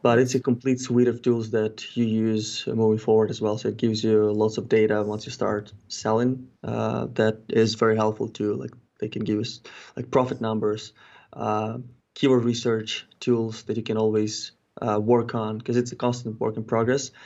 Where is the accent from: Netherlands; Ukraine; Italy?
Ukraine; moved away as an adult; also born or lived in Kelowna, British Columbia, Canada; now in Canada; I'm originally not from Canada, I'm originally from Ukraine. But when I moved to Canada in twenty thirteen